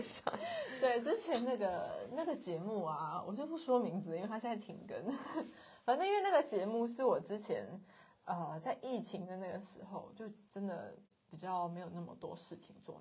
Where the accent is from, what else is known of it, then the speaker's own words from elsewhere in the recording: Kaohsiung, Taiwan; also born or lived in central Taiwan; 我们两个都是高雄人，土生土长的高雄人